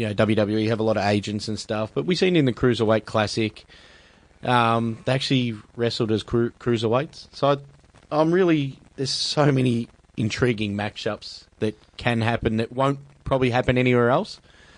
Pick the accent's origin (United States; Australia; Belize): Australia; being Australian